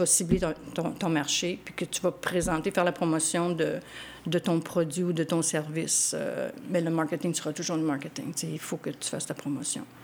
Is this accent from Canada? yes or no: yes; Montreal, Quebec, Canada; je suis né à Montréal